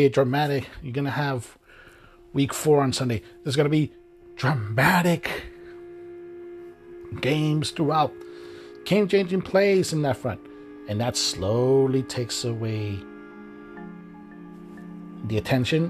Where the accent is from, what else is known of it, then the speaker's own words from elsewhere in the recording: Miami, Florida, United States; I grew up in Miami